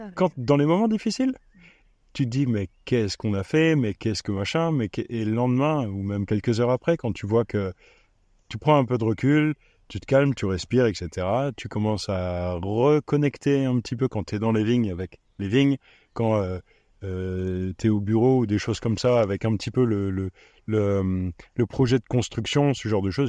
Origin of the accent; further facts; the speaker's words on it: Reichshofen, Grand Est, France; moved away; also born or lived in Romania; Du nord de Strasbourg, à Reichshofen